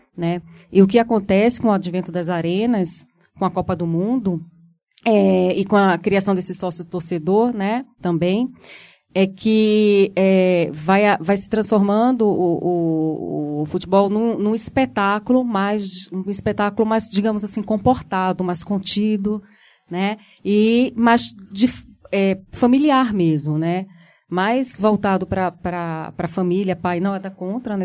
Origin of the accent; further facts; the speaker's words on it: Brazil; como brasileiro